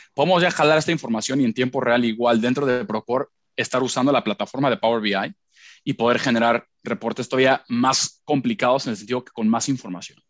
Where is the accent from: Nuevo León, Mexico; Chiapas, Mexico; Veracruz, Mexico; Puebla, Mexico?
Puebla, Mexico; also born or lived in Miami / Long Island, New York; yo soy de Puebla